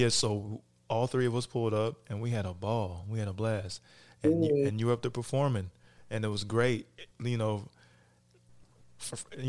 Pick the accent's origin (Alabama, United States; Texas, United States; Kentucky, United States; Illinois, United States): Kentucky, United States; moved away; also born or lived in Cincinnati, Ohio; I'm from Cincinnati. You know, so most of the family is. We were both in Kentucky. I grew up in Kentucky.